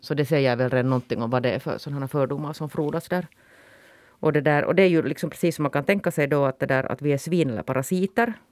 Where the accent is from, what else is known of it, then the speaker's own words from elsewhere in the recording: Finland; nu är jag ju finländare mer än vad jag är svensk